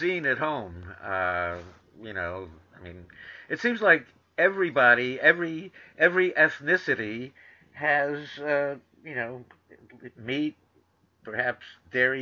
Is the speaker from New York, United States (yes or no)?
yes; New York, United States; moved away; I grew up in New York too